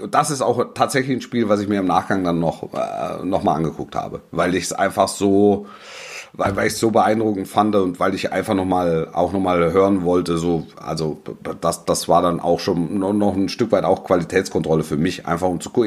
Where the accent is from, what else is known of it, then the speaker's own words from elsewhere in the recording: Stuttgart area, Baden-Württemberg, Germany; ich bin im Großraum, ich bin im Großraum Stuttgart groß geworden